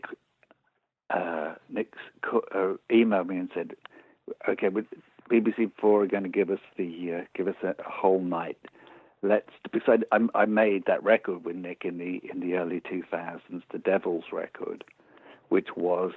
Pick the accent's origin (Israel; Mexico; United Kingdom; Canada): United Kingdom; Birmingham, West Midlands; I was born in Birmingham. I went to a multicultural comprehensive school.